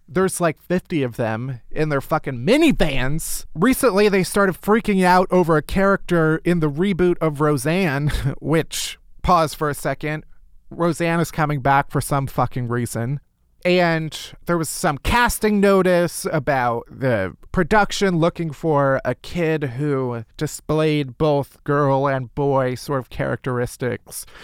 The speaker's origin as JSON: {"language": "English", "region": "the South", "country": "United States", "said": "Now I'm from the South, honey."}